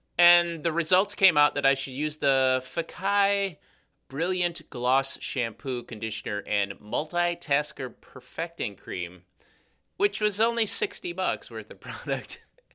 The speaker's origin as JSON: {"language": "English", "town": "Chicago", "region": "Illinois", "country": "United States", "accent": "Chicago", "said": "I'm from Chicago. Well, that's our accent."}